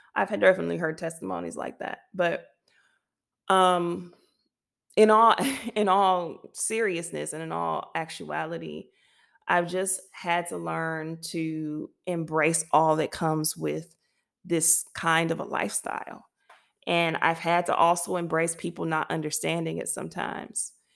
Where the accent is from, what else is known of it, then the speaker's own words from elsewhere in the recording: United States; now in France; as an American